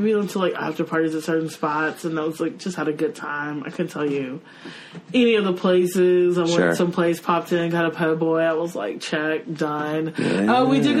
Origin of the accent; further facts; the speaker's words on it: Dallas, Texas, United States; moved away; I grew up in Dallas.